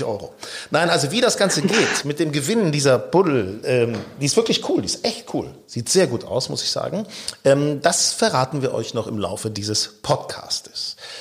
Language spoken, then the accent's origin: German; Lower Saxony, Germany; ich bin ja gebürtig in Niedersachsen